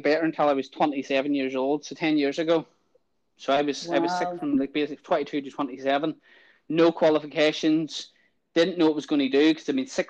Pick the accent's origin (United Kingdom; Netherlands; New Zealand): United Kingdom; Ballymena, Northern Ireland; I was born in Ballymena, lived in Ballymena, grew up in like a kind of a house in the state area